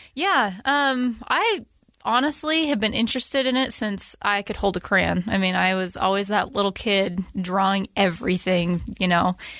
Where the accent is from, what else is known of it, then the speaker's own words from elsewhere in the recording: Utah, United States; I was born and raised here in Utah